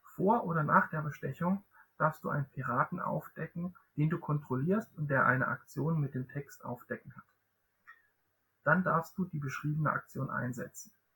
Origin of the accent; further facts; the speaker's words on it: Southern Germany, Germany; Ich komme auch aus Süddeutschland, aus einem anderen Ecke von Süddeutschland